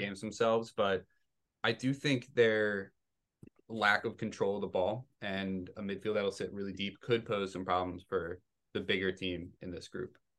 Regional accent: Maryland, United States; I'm from Maryland. We have Bowie City

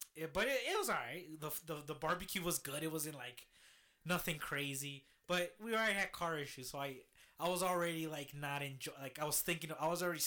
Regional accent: Chicago, Illinois, United States; I'm from Chicago.

